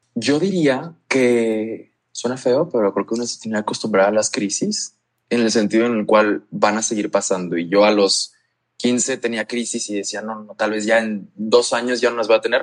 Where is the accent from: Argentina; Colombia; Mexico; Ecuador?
Mexico; La Paz, Baja California Sur; now in León, Mexico; yo crecí en La Paz, en la Baja